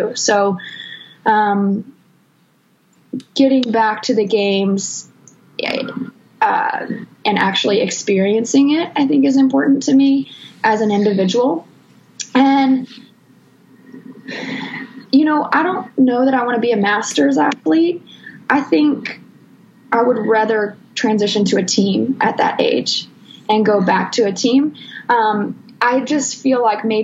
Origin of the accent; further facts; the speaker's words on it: Texas, United States; moved away; I grew up in Texas, and I've been back home.